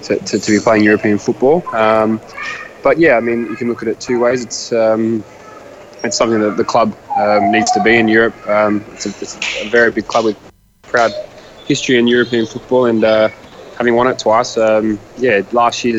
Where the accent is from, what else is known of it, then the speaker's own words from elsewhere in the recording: Sydney, New South Wales, Australia; moved away as an adult; I was very happy at the Western Sydney Wanderers. It was my hometown club.